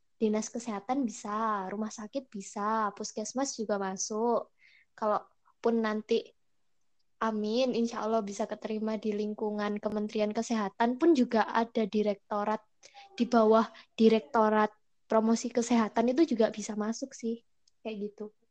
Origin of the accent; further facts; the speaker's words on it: Java, Indonesia; accent: medok (Javanese); aku sendiri orang Jawa asli yang kalau ngomong Indonesia banget tuh pasti masih kedengeran medok